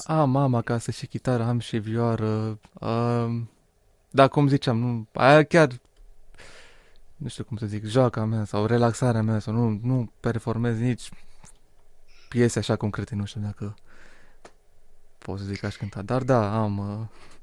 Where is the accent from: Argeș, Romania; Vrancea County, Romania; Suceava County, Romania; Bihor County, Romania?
Suceava County, Romania; Suceava; sunt originar din Suceava